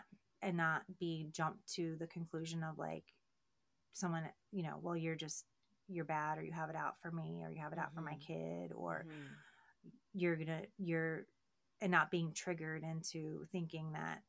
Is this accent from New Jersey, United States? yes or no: no; Baltimore, Maryland, United States; I started out with conversation. I'm from Baltimore. I'm like, why are you being nice to me?